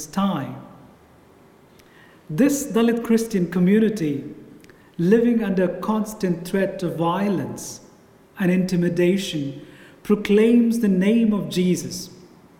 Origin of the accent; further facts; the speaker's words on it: South India, India; moved away; my hometown in South India